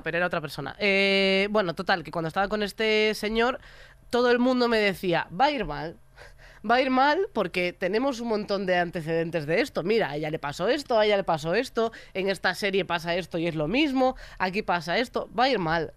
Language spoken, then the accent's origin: Spanish; Galicia, Spain; soy gallega